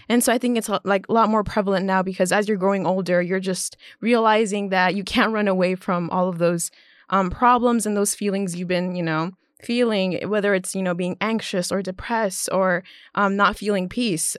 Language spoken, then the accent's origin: English; Orlando, Florida, United States; moved away; I was born and raised in Orlando, Florida.